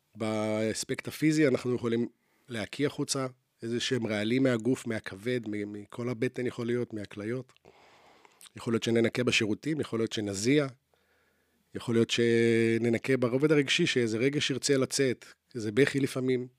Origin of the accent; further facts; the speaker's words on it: Jerusalem, Jerusalem District, Israel; now in Tel Aviv, Israel; בתור ילד שגדל בירושלים, ואז עבר לתל אביב